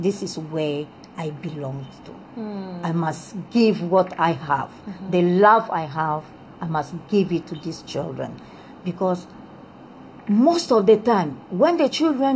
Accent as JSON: {"language": "English", "country": "Republic of the Congo", "tie": "born or raised there", "also_born_or_lived": "Soviet Union", "second_language": "English", "moved": "as an adult", "lives_now": "Ghana", "said": "I was born in the Congo Brazzaville. I speak French, and I had my O-level"}